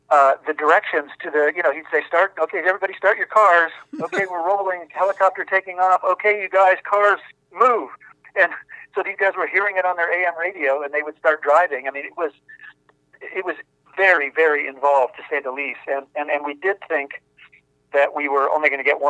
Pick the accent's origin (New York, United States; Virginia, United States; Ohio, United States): Ohio, United States; moved away; I grew up in Amish country on a farm in Ohio